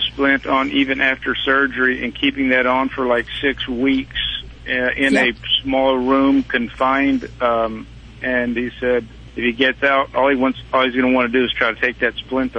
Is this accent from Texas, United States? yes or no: yes; Temple, Texas, United States; in Houston visiting, but we are from Temple.